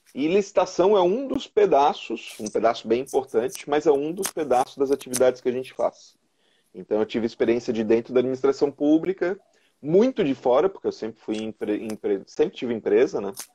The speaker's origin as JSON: {"language": "Portuguese", "town": "São José", "region": "Santa Catarina", "country": "Brazil", "tie": "born or raised there", "also_born_or_lived": "Florianópolis", "said": "eu sou nascido aqui em Florianópolis, resido em São José já desde pequeno"}